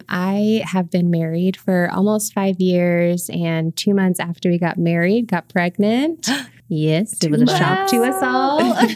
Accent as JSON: {"language": "English", "town": "Queens", "region": "New York", "country": "United States", "tie": "born or raised there", "said": "I did. I grew up in Queens. That's where I lived for 22 years."}